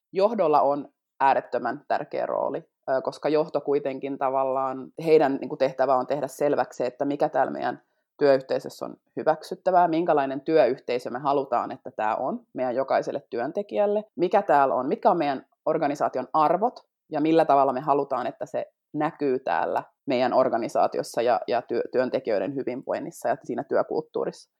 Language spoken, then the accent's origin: Finnish; Finland; first language Finnish; mä puhun äidinkielenäni niin suomea, mä oon syntynyt Suomessa